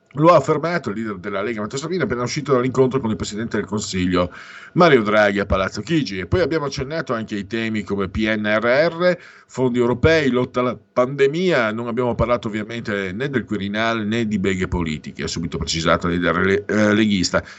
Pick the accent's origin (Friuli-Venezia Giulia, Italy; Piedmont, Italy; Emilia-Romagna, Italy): Friuli-Venezia Giulia, Italy; io vengo dal Friuli